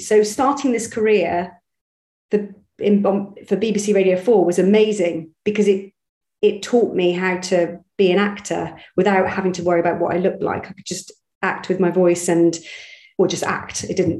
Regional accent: Bristol, South West England, United Kingdom; I'm from Bristol originally, so my accent should be a bit like that. But it used to be like that.

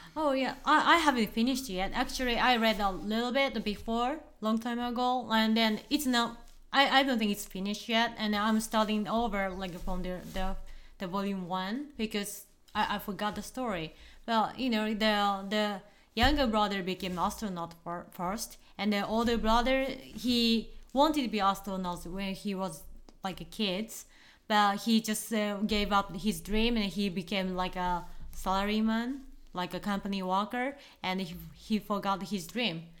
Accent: Fukuoka, Japan; I'm from Fukuoka.

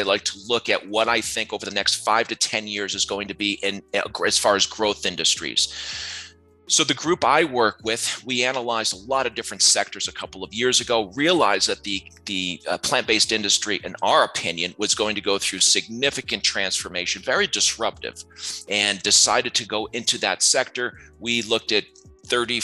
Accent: near Rochester, Syracuse, upstate New York, United States; Formative years upstate New York up near Rochester, Syracuse area

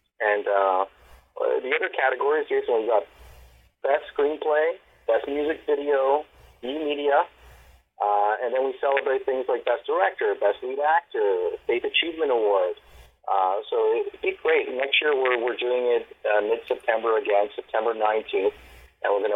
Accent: Montreal, Quebec, Canada; moved away as an adult; now in Toronto, Canada; I'm originally from Montreal. You know, I've been involved in film and theater for a number of years, close to over 25 years I've been in film and in theater. It's a multicultural city, and I've learned a lot growing up in Montreal

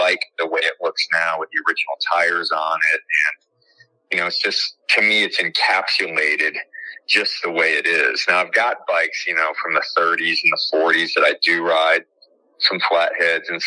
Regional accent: Joliet, Illinois, United States; also born or lived in Chicago, Illinois; I was born in Joliet

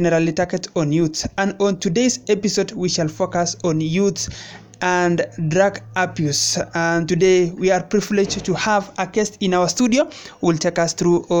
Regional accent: Kenya; in our country, Kenya

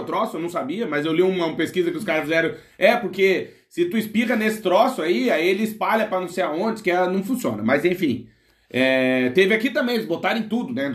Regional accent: Rio Grande do Sul, Brazil; Eu também sou gaúcho

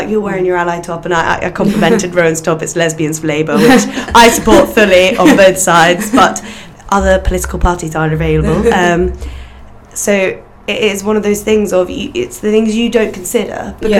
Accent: Northern Ireland, United Kingdom; you wouldn't guess it because of our accent, but we're both from Northern Ireland

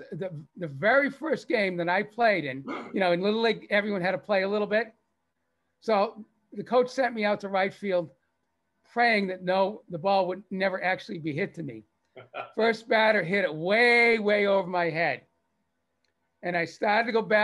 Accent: Lexington, Massachusetts, United States; I grew up in Lexington, Mass, you know, historic Lexington, Mass

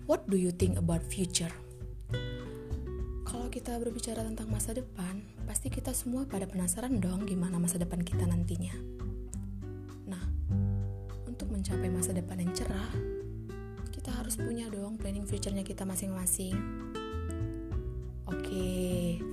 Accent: Medan, North Sumatra, Indonesia; Asal aku dari Medan.

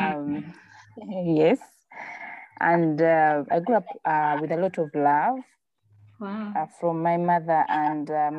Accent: Masaka, Uganda; I come from Masaka

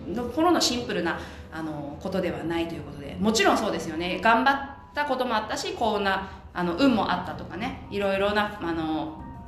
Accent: Japan; i'm japanese

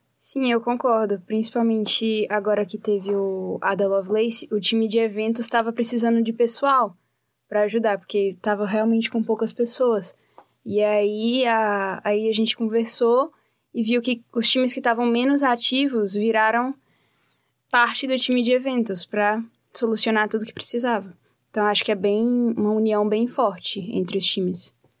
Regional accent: Teófilo Otoni, Minas Gerais, Brazil; moved away as an adult; now in Curitiba, Brazil; Eu sou de Minas Gerais

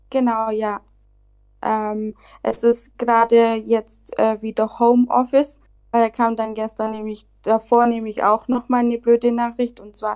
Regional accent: Germany; now in Barcelona, Spain; Genau, also … Ähm, ich bin eigentlich aus Deutschland, aber lebe gerade in Barcelona.

